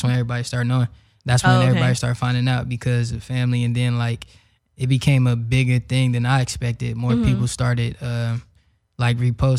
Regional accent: Los Angeles, California, United States; I'm from South Central, you know, 90th Street and all that.

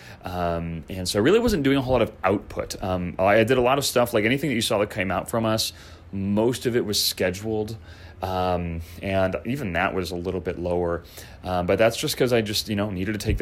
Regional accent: Chicago, Illinois, United States; moved away; I grew up skateboarding in Chicagoland

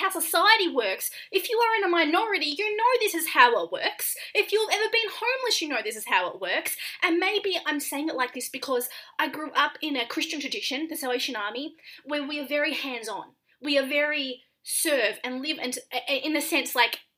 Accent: Australia; now in United States; I'm Australian

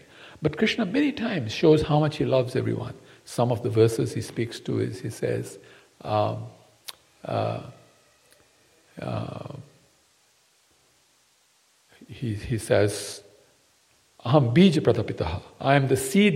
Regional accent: Fiji; also born or lived in Gujarat, India (ancestry); I come from Fiji. But my parents come from India. In Gujarat

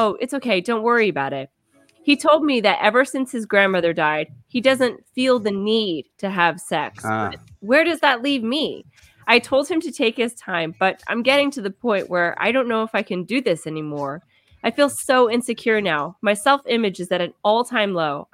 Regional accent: Kansas, United States; I'm from Kansas

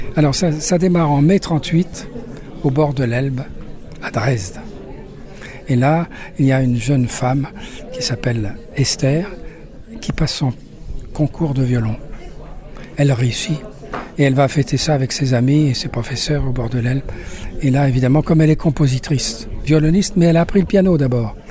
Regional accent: Paris, Île-de-France, France; also born or lived in Lyon; now in Nîmes, France; je suis né à Paris.

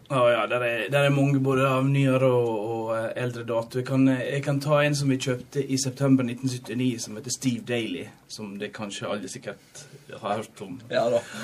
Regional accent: Norway; Så når jeg var en liten strik nede i Olmeiene der jeg vokste opp

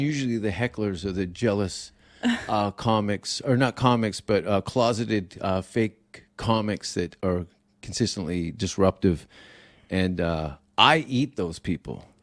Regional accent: Canada; moved away as an adult; now in United States; I'm Canadian

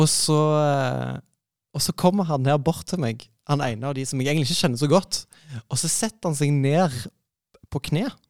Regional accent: Stavanger, Rogaland, Norway; now in Oslo, Norway; kom jeg jo fra Stavanger, eller nærmere sagt Madla

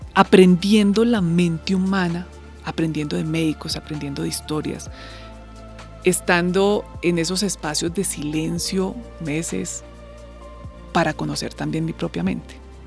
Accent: Colombia

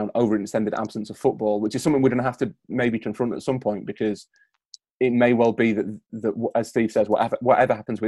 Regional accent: Yorkshire and the Humber, United Kingdom; I'm from Yorkshire

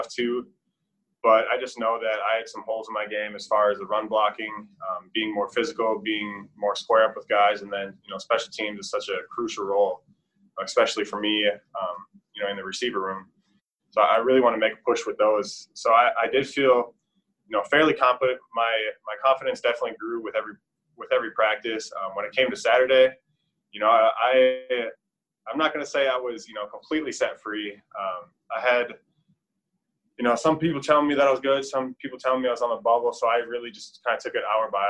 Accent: Minnesota, United States; moved away; I'm from Minnesota, land at 10,000 lakes

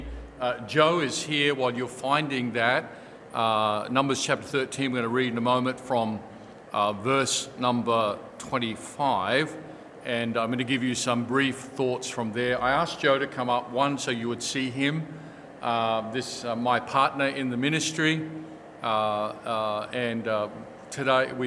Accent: Australia; moved away as an adult; as an Australian son, and as an Australian who comes from a long generation of people in Australia

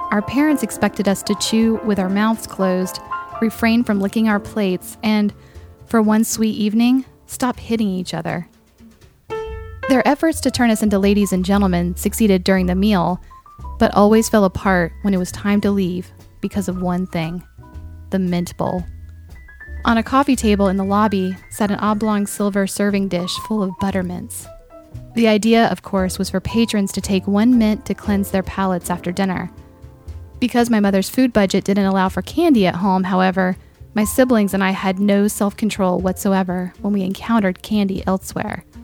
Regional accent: Raleigh, North Carolina, United States; When I was a child growing up in Raleigh, North Carolina, my family had a tradition of inviting one or two friends to join us for dinner at the Plantation Inn every Christmas season.

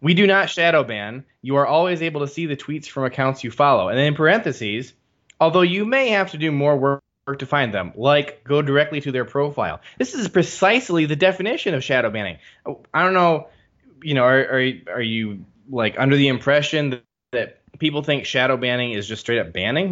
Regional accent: Michigan, United States; my hometown

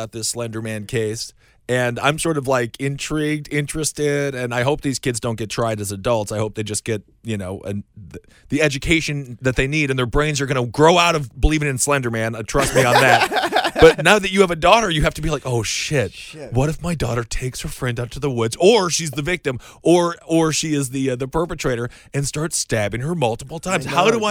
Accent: Wisconsin, United States; They're in Wisconsin, actually, my home state.

